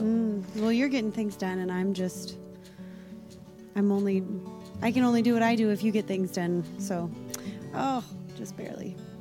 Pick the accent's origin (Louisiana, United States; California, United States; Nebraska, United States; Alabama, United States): Nebraska, United States; Omaha; moved away; I grew up in Omaha, Nebraska, went to church